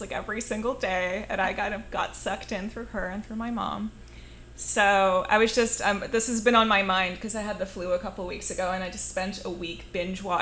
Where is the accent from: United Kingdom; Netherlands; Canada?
Netherlands; now in San Pedro, United States; So I grew up in Holland. That's where I'm originally from